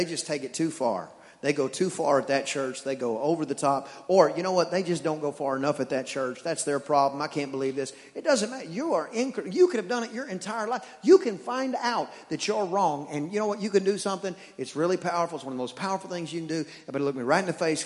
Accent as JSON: {"language": "English", "region": "East Texas", "country": "United States", "said": "I'm from East Texas"}